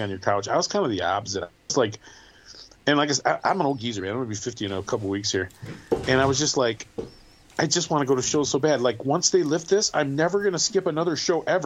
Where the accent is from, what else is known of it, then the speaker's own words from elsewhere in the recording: Midwest, United States; I'm a Midwesterner